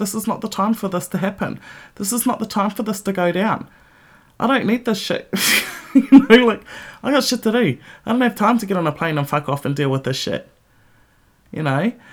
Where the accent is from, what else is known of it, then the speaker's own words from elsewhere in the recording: New Zealand; moved away as an adult; now in Melbourne, Australia; my home country and when I didn't live there